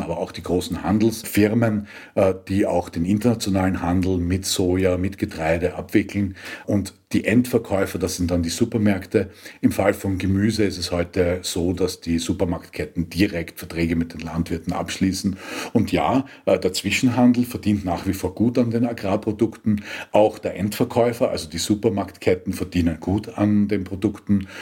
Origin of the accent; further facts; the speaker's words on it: Austria; bei uns in Österreich